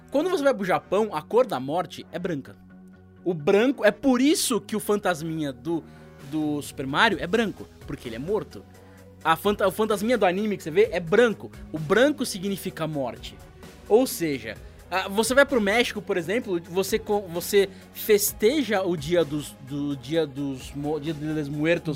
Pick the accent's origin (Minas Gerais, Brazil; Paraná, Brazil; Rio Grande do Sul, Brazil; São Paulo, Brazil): São Paulo, Brazil; Santos; also born or lived in São José dos Campos; now in São Paulo, Brazil; nasci em São José dos Campos, é, sou do interior, mas eu morei durante quatro anos lá, morei 19 anos em, em Santos e agora estou em São Paulo